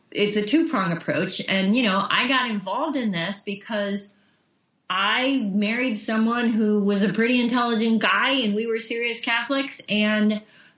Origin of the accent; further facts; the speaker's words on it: Bay Village, Ohio, United States; I grew up on the North Coast, so I was a beach bum, but not in an ocean. Huntington Beach in Bay Village, Ohio